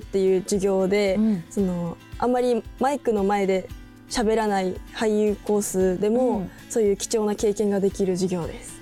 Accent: Sapporo, Hokkaido, Japan; 出身は北海道札幌市出身

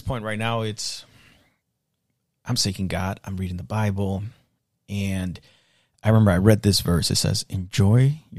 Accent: Mexico; now in United States; I came here from Mexico not knowing nothing. I made it.

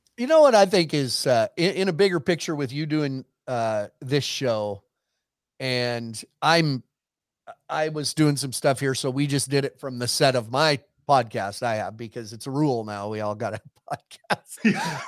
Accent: Montana, United States; I was from Montana

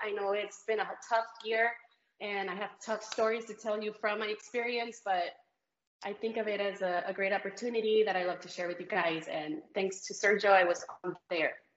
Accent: Celaya, Guanajuato, Mexico; now in San Antonio, United States; I'm Mexican. Yeah, I was born in Guanajuato, Mexico, in Celaya, in a little, very little town on the side of the mountains.

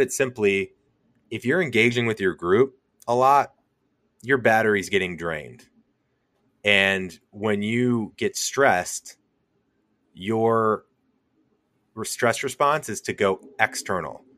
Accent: St. Louis, Missouri, United States; I'm from Saint Louis

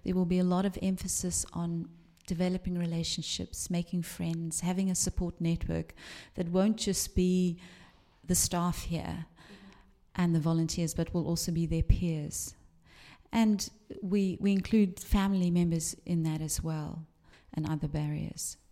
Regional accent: Cape Town, Western Cape, South Africa; also born or lived in London / East Anglia; now in Liverpool, United Kingdom; I grew up in South Africa

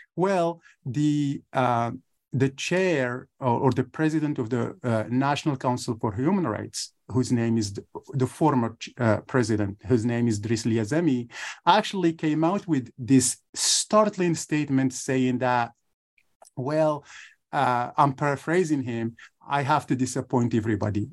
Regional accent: Ouarzazate area, Drâa-Tafilalet, Morocco; first language Tamazight; English is a second language; moved away; I'm from Morocco. I grew up in a little village in the southeast of Morocco. The village is called Tifoul Tut in the area of Ouarzazate

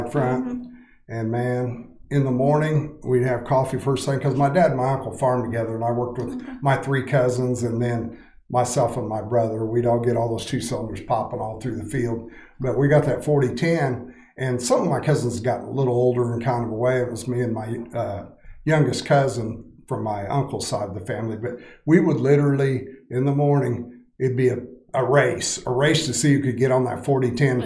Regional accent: Scott County, east of Manchester, Illinois, United States; I grew up in Scott County, east of Manchester, Illinois. So I've lived there my whole life.

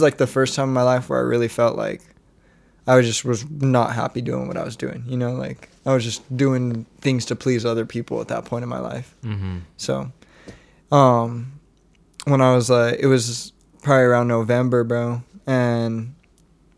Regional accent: Monte Vista, United States; moved away as an adult; my hometown

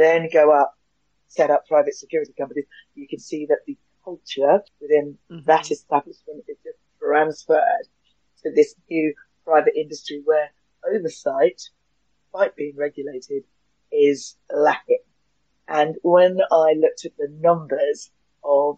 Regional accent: London, United Kingdom; moved away as an adult; now in Hove, United Kingdom; I'm a Londoner, born and bred, raised in Clapham in South London.

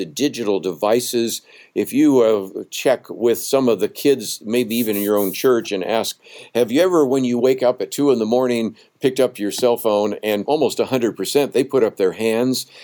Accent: Berkeley, California, United States; even though I grew up in the San Francisco Bay Area, I mean, I was born in Berkeley

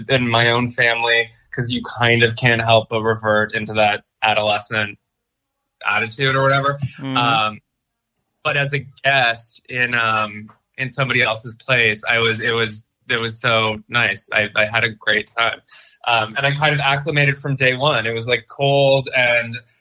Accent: Cornwall, Ontario, Canada; moved away as an adult; also born or lived in Montreal / Greenpoint, Brooklyn; now in New York, United States; I'm from Cornwall, Ontario, which is close. It's like an hour from Montreal on the way to Toronto.

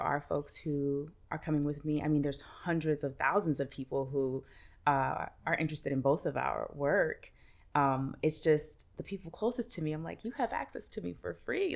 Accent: New York City, New York, United States; I'm from Brooklyn

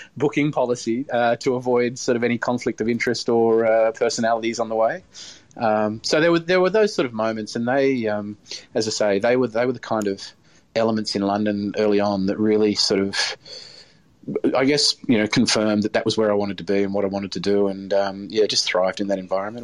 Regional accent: Hobart, Tasmania, Australia; now in regional Victoria, Australia; growing up in Hobart

